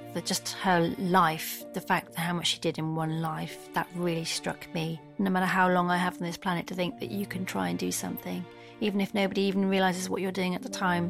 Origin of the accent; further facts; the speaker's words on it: Stroud, South West England, United Kingdom; I'm from Stroud